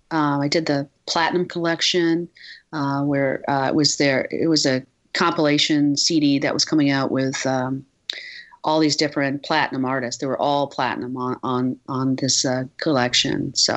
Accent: Midwest, United States; I grew up in the Midwest, and it was just, I think the energy would have been too much for, I had a house, and I, you know, deer would go in my backyard

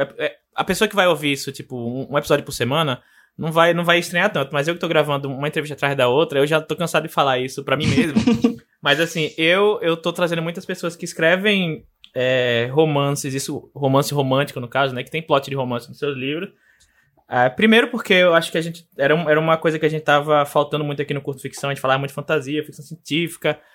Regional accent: Aracaju, Sergipe, Brazil; a minha cidade natal, Aracaju

